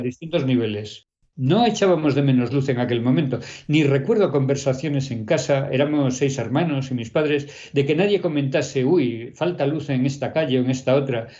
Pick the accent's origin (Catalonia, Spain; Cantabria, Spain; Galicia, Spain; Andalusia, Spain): Galicia, Spain; Pontevedra; Yo cuando era pequeña en Pontevedra